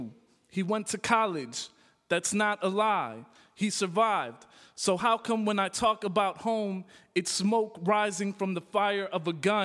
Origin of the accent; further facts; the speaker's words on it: Calumet City, Illinois, United States; also born or lived in Chicago, Illinois; So I was born in Chicago. I was raised in Calumet City, which is a southern suburb, south suburb of Chicago